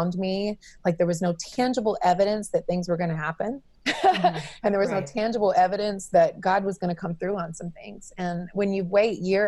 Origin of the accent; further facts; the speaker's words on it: North Carolina, United States; moved away as an adult; also born or lived in Los Angeles; I am born and raised in North Carolina